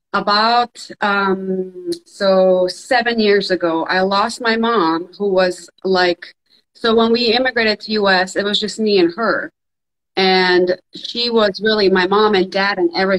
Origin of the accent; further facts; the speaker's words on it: Bosnia & Herzegovina; now in Jacksonville, United States; I'm originally from Bosnia. So I immigrated here during the Civil War in the 90s.